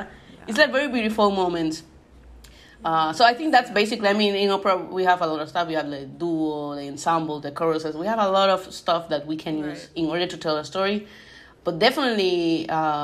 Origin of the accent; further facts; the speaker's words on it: Puerto Rico; I'm from Puerto Rico, so it's a small island here in the Caribbean